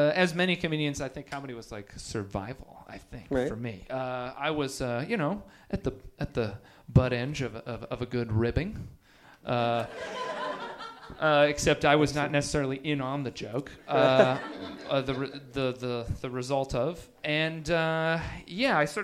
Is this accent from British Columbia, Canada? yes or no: yes; Nelson, British Columbia, Canada; moved away; When I was growing up in Canada, Nelson, British Columbia, Canada.